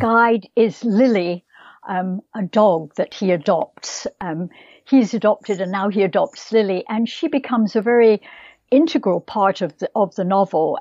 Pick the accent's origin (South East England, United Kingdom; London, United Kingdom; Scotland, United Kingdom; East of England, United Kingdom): Scotland, United Kingdom; moved away; I think of myself as a Scottish writer